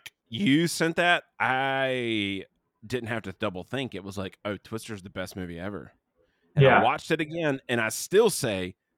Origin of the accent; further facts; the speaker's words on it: South Carolina, United States; we grew up in South Carolina.